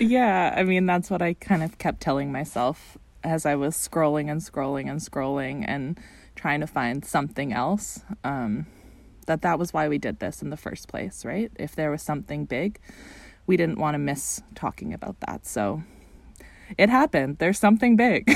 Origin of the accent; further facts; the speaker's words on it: Canada; being a Canadian watching this from across the border